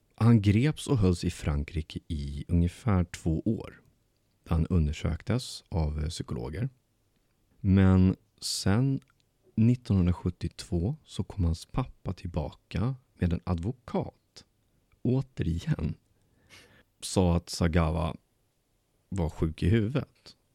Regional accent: Bålsta, Uppsala County, Sweden; moved away; min hemstad

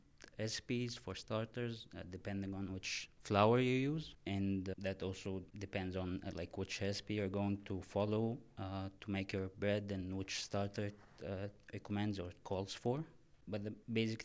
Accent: Egypt; also born or lived in Haarlem, Netherlands / Amsterdam, Netherlands; now in Maastricht, Netherlands; I'm originally from Egypt. And now I live in Maastricht for work.

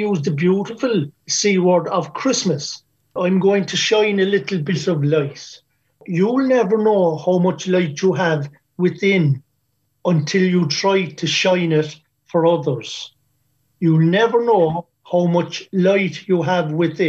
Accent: Ireland; As Irish people, we're known for our generosity.

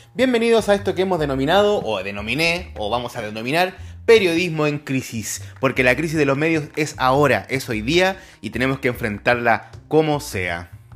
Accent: Chile; nos avergüenzan como chilenos

